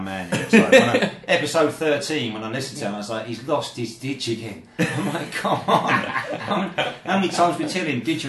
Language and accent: English; Kent, South East England, United Kingdom; moved away as an adult; also born or lived in Carshalton; now in Zhuhai, China